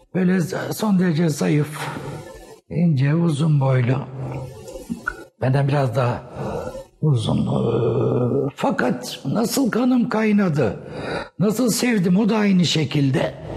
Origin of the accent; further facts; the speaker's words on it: Istanbul, Turkey; also born or lived in Eskişehir; ben e, Erenköy'de doğdum.